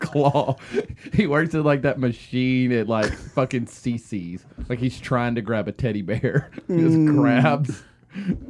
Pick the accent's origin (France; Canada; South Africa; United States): United States; Cleveland, Ohio; I am also from Cleveland